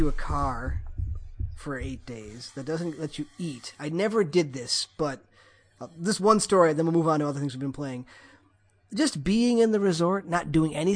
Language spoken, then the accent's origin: English; Midwest, United States; I am from the Midwest.